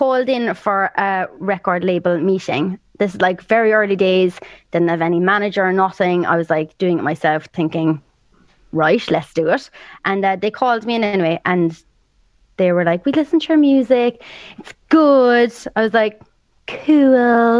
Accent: Ireland; accent: Irish; I have to be Irish because I am Irish

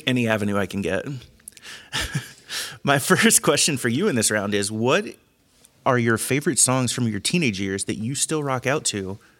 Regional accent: Cincinnati, Ohio, United States; I'm also from the Cincinnati area.

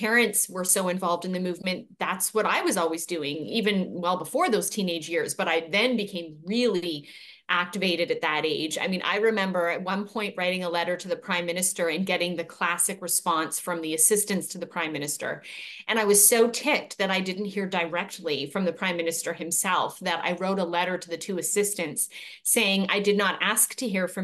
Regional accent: British Columbia, Canada; moved away as an adult; now in United States; I am born and raised in Canada

